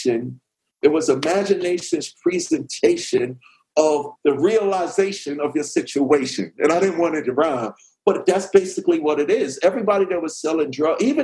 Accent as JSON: {"language": "English", "town": "New York City", "region": "New York", "country": "United States", "said": "me and Run because we were from Queens."}